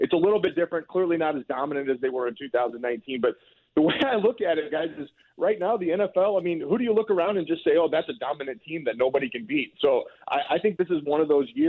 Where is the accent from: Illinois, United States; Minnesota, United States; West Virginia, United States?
Illinois, United States; Urbana; moved away; I was born in Urbana, and so I do like Illinois